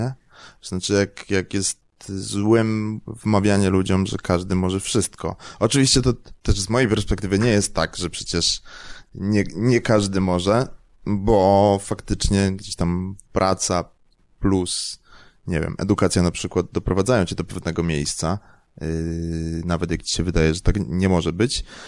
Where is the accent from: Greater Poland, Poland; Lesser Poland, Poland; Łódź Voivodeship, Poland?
Lesser Poland, Poland; Kraków; Ja jestem z Krakowa